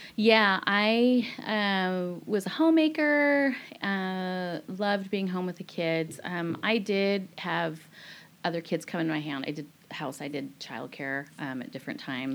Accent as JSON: {"language": "English", "town": "Bothell", "region": "Washington", "country": "United States", "tie": "born or raised there", "also_born_or_lived": "Nepal / Tunisia / Singapore", "moved": "as an adult", "said": "I grew up on the same street my whole entire life. Um, I grew up in Bothell, Washington"}